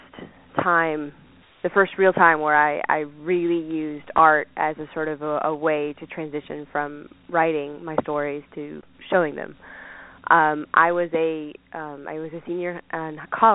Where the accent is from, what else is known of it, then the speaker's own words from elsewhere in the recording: Savannah, Georgia, United States; I was born and raised in Savannah, Georgia